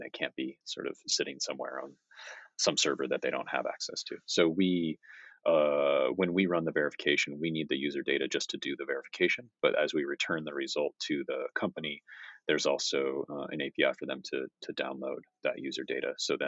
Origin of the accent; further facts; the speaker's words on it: United States; moved away; I'm an American, I'm working for a Japanese company